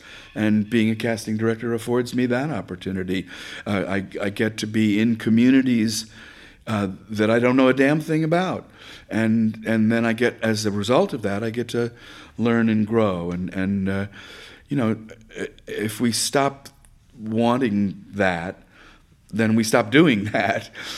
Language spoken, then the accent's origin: English; Bronx, New York, United States; I grew up in Riverdale in the Bronx.